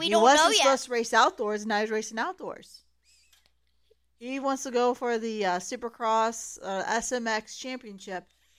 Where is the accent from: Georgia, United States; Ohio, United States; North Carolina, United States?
Ohio, United States; We're from Ohio.